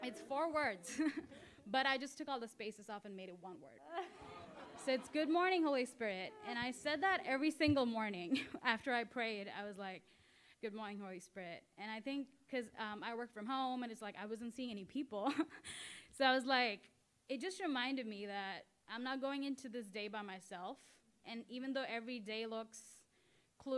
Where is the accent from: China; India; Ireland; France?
India; moved away as an adult; I'm literally like from India, I'm here on like student visa